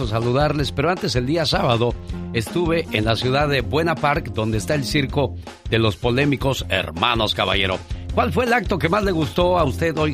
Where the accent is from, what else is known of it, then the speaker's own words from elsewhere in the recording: Sinaloa, Mexico; moved away; Salí de Sinaloa, pero Sinaloa nunca salió de mí.